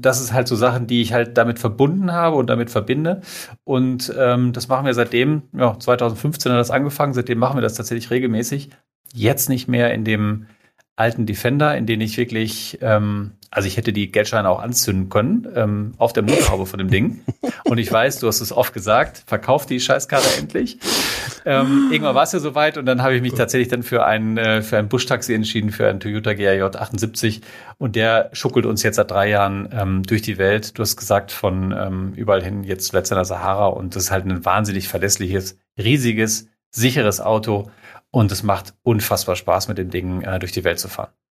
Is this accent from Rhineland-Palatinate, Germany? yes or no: no; Minden, North Rhine-Westphalia, Germany; Ich komme aus dem fantastischen Minden in Westfalen.